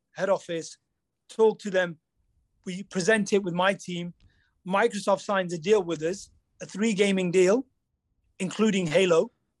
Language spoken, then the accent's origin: English; India; When somebody asks me who I am, where I'm from India.